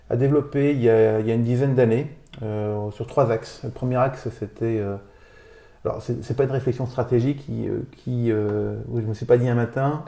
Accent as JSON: {"language": "French", "town": "Neufchâteau", "region": "Grand Est", "country": "France", "tie": "born or raised there", "moved": "yes", "said": "Moi, je suis Vosgien. je suis né à Neufchâteau. C'est là-bas que j'ai fait mon bac"}